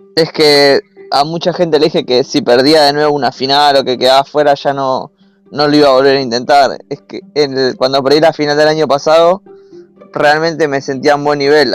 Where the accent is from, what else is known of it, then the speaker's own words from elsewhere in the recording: Buenos Aires, Argentina; De Argentina, de Buenos Aires, la capital.